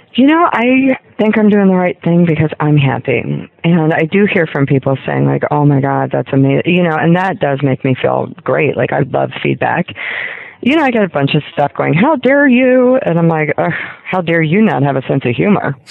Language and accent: English; Ohio, United States; moved away as an adult; also born or lived in Kentucky; I grew up in Ohio and Kentucky